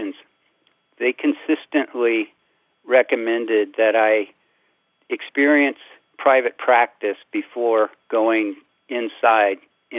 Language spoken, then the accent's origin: English; Central Illinois, United States; growing up in Central Illinois